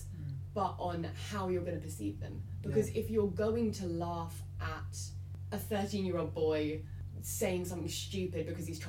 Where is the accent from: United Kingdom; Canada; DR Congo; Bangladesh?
United Kingdom; Surrey, South East England; I come from Surrey, I come from a wealthy area